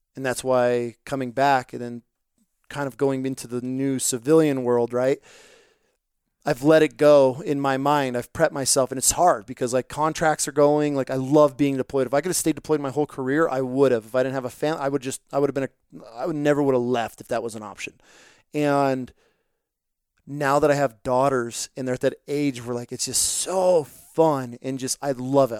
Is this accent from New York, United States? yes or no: yes; upstate New York, United States; I'm from New, upstate New York